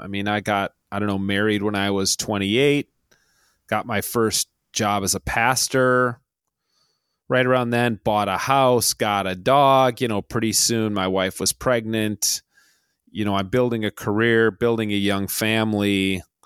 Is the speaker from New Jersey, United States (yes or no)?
no; Minneapolis, Minnesota, United States; I grew up in the Twin Cities